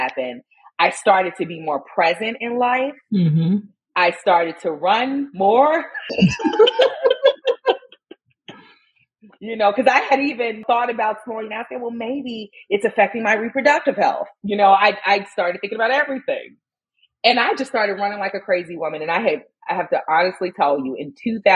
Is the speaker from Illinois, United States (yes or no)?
yes; Chicago, Illinois, United States; growing up in Inglewood on the south side of Chicago